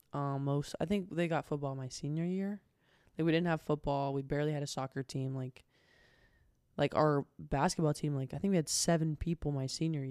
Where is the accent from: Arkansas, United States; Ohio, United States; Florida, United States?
Ohio, United States; Beaver; also born or lived in Portsmouth, Ohio; I was born in a town called Portsmouth, Ohio. But I didn't live there. I lived in a town called Beaver, Ohio.